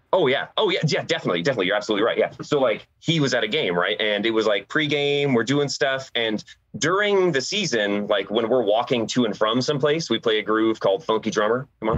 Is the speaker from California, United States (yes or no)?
yes; San Diego, California, United States; I was born in San Diego